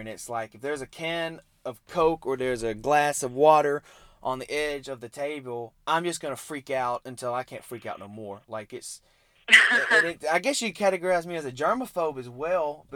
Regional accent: Mississippi, United States; I'm from Mississippi, so we're pretty much country

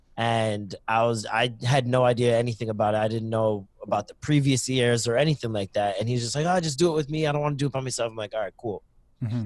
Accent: Toronto, Ontario, Canada; also born or lived in Maple, Ontario; I started in Toronto, then I moved to Scarborough for a lot of years. And then um, Scarborough, I moved to Maple um, when I started high school.

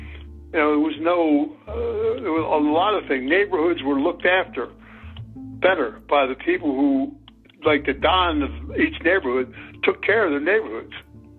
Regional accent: Philadelphia, Pennsylvania, United States; When I was growing up in Philadelphia as a child

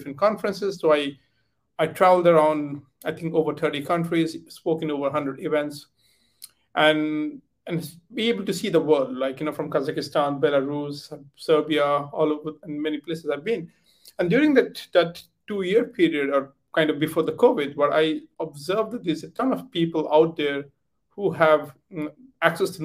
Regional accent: India; moved away as an adult; also born or lived in United Kingdom; I come from origin from India, but I left India many years ago, like I think 18 years ago

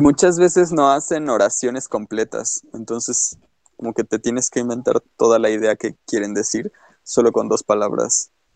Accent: Mexico; a nosotros nos califican como norteños, pero tú y yo estamos de acuerdo en que nosotros no hablamos como norteños

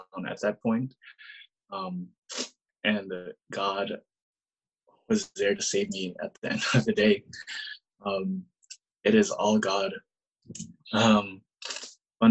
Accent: Bay Area, California, United States; growing up in the Bay Area and just really seeing the kind of culture we have here.

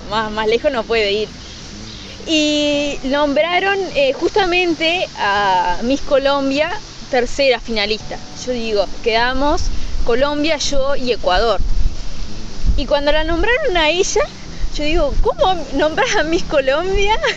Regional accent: Uruguay; Exactamente, siempre, siempre el uruguayo.

